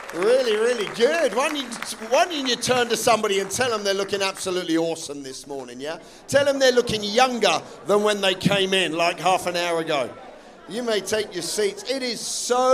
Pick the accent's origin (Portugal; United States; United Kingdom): United Kingdom; England; I'm English.